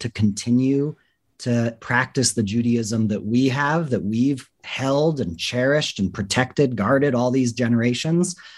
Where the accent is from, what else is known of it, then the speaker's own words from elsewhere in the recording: Los Angeles, California, United States; moved away as an adult; now in Israel; I grew up in Los Angeles